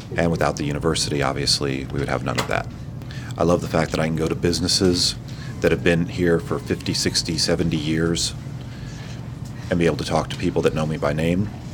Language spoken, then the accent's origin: English; Bloomington, Indiana, United States; I was born and raised in Bloomington